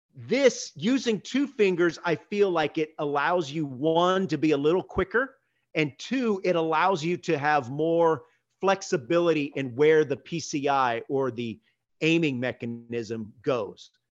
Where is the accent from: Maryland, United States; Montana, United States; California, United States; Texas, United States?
Texas, United States; Houston; I grew up in Houston.